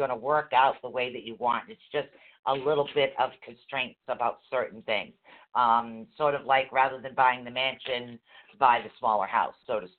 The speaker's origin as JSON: {"language": "English", "town": "Boston", "region": "Massachusetts", "country": "United States", "said": "we're from Boston."}